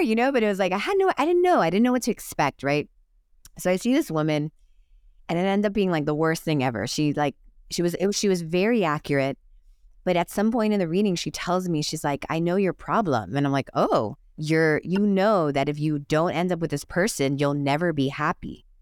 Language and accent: English; Miami, Florida, United States; moved away as an adult; also born or lived in Los Angeles; I grew up in Miami just like you, the Catholic Cuban parents.